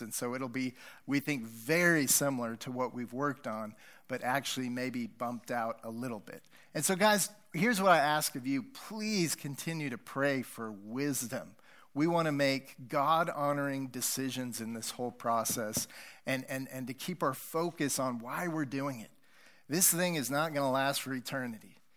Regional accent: United States; moved away; And I grew up near Wyoming.

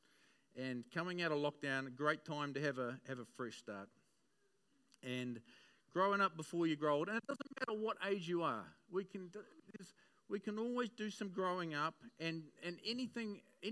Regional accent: Auckland, New Zealand; I grew up in West Auckland

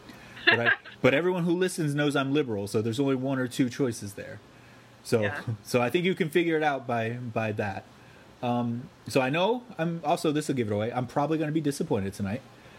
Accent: Palm Beach County, Florida, United States; we grew up in Palm Beach County

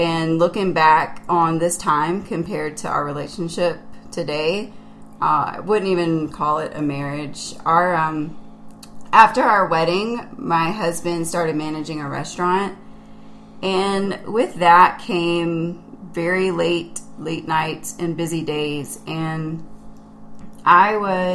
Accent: South Carolina, United States; I grew up in South Carolina, and I am one of seven children

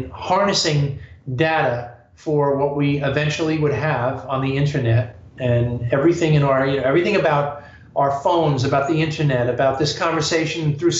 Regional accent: East Coast, United States; I've had a lot of inspiration growing up in the East, and I still draw on all the collisions of humanity that happen here in New York.

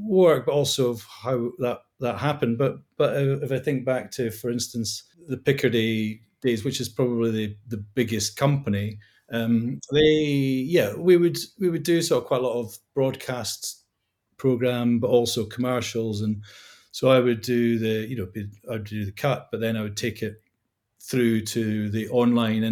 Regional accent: Scotland, United Kingdom; moved away; growing up in Scotland

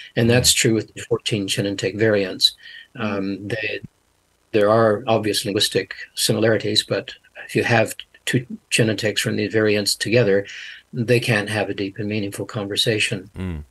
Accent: Canada; moved away as an adult; now in New Zealand; I was born in Canada, came here to mm-hmm. New Zealand when I was 18.

